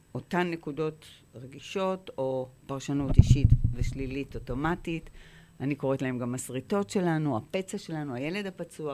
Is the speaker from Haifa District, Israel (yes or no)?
yes; Haifa, Haifa District, Israel; נולדתי בחיפה